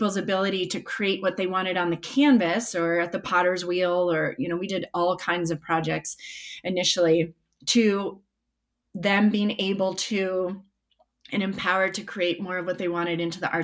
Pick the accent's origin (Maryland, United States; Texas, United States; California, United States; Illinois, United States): Illinois, United States; Chicago; moved away; I grew up in Chicago